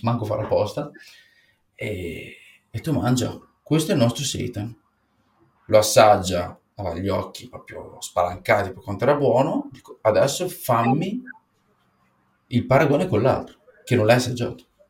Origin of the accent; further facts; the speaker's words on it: Apulia, Italy; siamo pugliesi